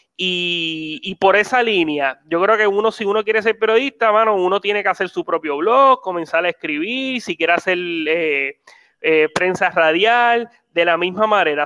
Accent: Puerto Rico; nosotros somos puertorriqueños

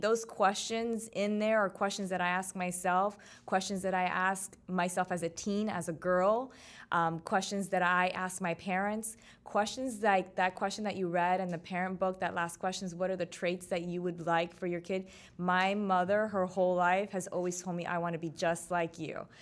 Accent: Miami, Florida, United States; my hometown, three oh five

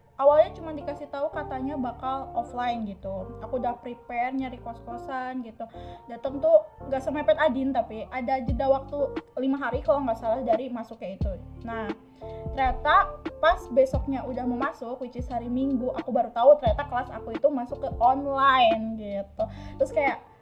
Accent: Bogor, West Java, Indonesia; moved away as an adult; now in Tasikmalaya, Indonesia; aku dari Bogor

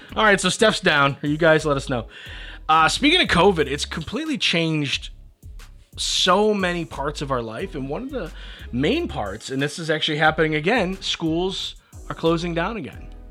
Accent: Kendall, New York, United States; I'm from Kendall, New York

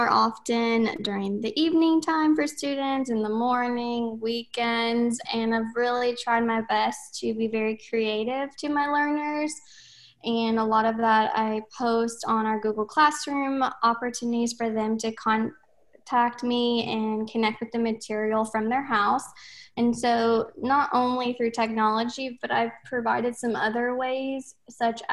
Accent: Tennessee, United States; I am from Tennessee.

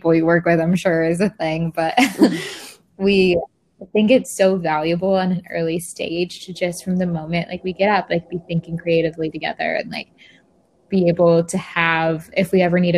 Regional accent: Florida, United States; moved away; I went back to my hometown, Florida

